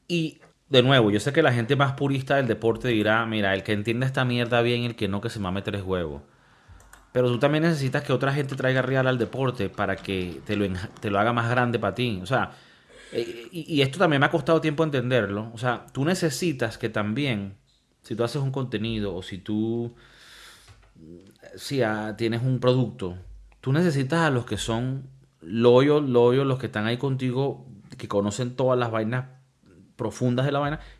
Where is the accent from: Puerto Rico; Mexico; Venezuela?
Venezuela; crecí con, en Venezuela